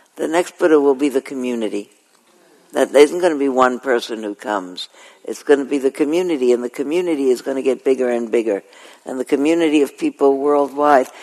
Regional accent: New York City, New York, United States; moved away; I was born in Flatbush, and I was born in Coney Island actually, and we lived in Flatbush, and then I moved when I was five years old to Ocean Parkway

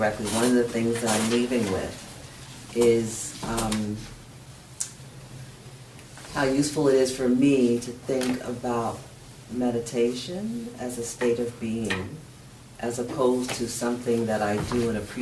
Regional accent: United States; growing up in the United States as a black woman who's bicultural

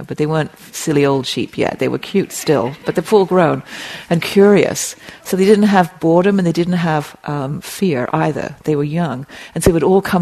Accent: England, United Kingdom; moved away; I grew up in England, as you can hear.

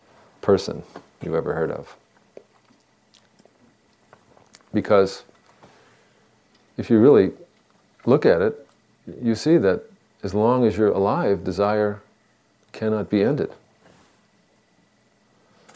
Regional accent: Northeast, United States; moved away; When I was a boy growing up in the Northeast, the summers would be hot

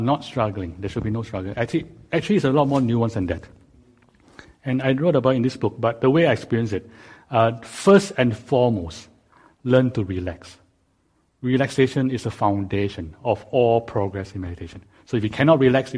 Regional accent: Singapore; now in Silicon Valley, United States; I was growing up in Singapore

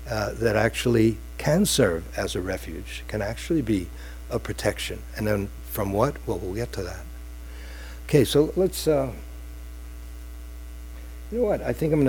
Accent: New York City, New York, United States; from Brooklyn

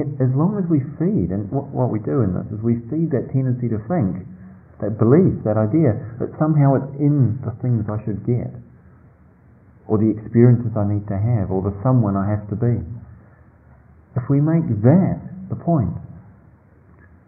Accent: New Zealand; moved away; I grew up in New Zealand in a small country town

